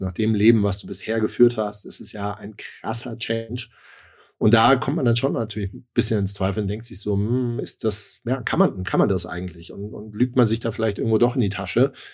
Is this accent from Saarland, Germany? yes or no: no; Darmstadt, Hesse, Germany; moved away; also born or lived in Hamburg; bin eigentlich gebürtig aus dem Rhein-Main-Gebiet, aus Darmstadt